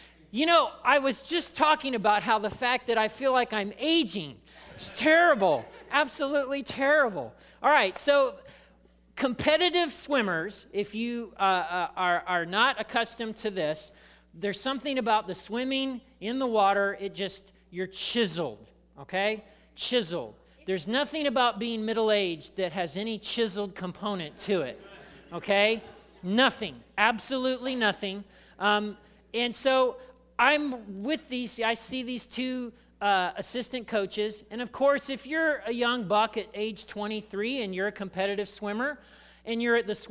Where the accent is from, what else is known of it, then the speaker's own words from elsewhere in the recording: Indiana, United States; moved away; I grew up in Indiana